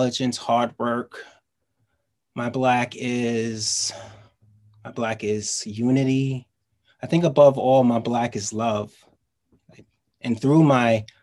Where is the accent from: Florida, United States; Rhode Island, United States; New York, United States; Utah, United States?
New York, United States; New York City; I live in Queens and I'm from Queens